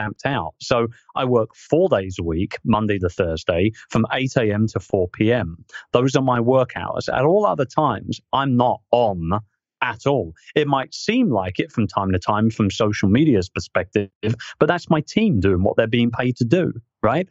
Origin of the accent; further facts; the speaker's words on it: United Kingdom; as a Brit